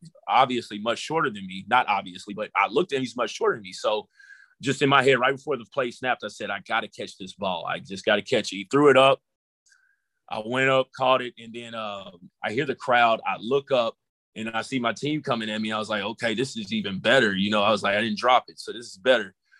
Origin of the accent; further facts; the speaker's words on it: College Station, Texas, United States; growing up in College Station, we played, and where I grew up, you know, prior to moving out